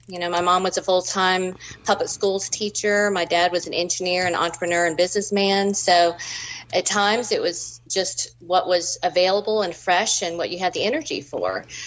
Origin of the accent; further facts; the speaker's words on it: Georgia, United States; also born or lived in New England; I grew up in Georgia as a native, and my parents are actually first